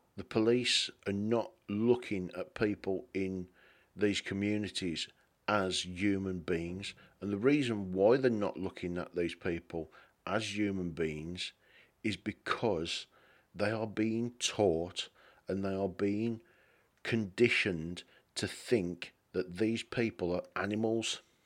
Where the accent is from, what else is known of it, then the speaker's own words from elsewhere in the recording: England, United Kingdom; being English